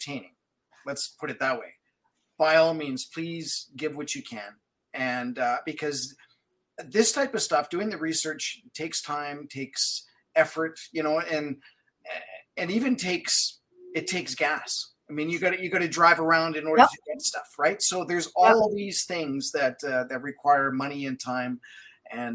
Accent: Manitoba, Canada; now in Alberta, Canada; I'm from Manitoba originally. I've been out here since 96. So basically I'm definitely an Albertan by now

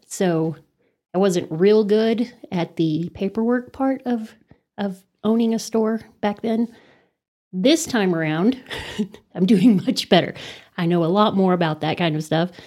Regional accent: Amarillo, Texas, United States; also born or lived in Los Angeles, United States; I was born and raised in Amarillo, actually right outside of Amarillo in Rolling Hills

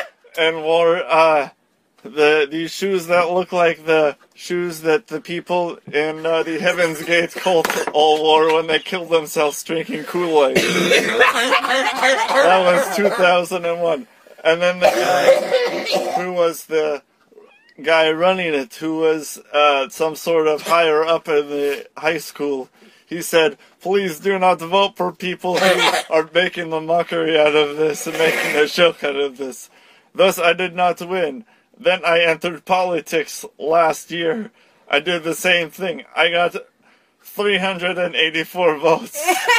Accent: Russia; English is a second language; I'm from Russia as well.

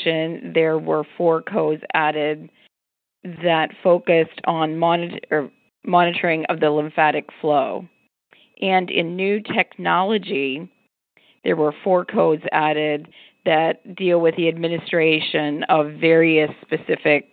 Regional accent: Pittsburgh, Pennsylvania, United States; my hometown of Pittsburgh

